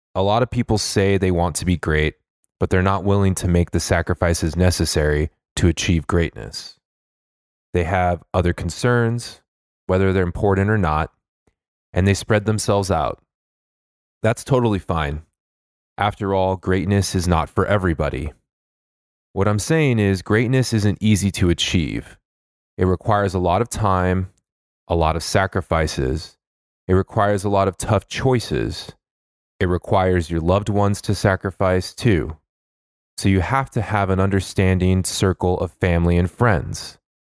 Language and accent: English; Los Angeles, California, United States; I'm from Los Angeles